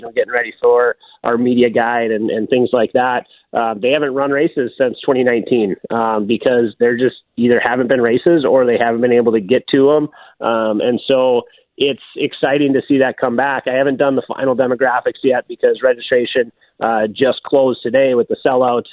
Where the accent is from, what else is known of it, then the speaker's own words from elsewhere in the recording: Duluth, Minnesota, United States; I'm from Duluth, and so I've gotten the chance to grow up around Grandma's Marathon